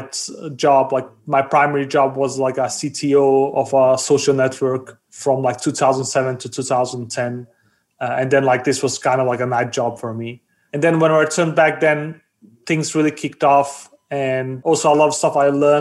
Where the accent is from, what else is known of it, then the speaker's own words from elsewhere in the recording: Denmark; also born or lived in Bosnia; I was born in Bosnia. I grew up in Denmark.